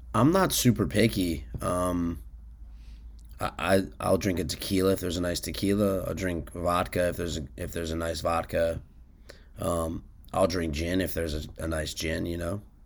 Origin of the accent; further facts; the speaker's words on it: Washington, District of Columbia, United States; I grew up in Washington, D C